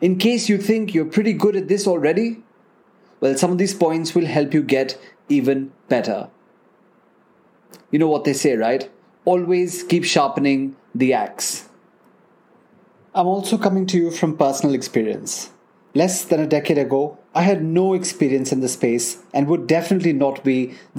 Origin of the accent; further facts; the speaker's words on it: National Capital Region of India, Delhi, India; I grew up in the National Capital Region of India